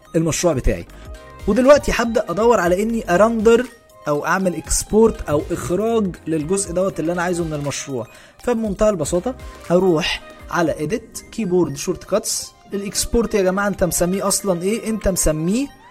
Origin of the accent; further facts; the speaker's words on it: Egypt; احنا كعرب وبالاخص كمصريين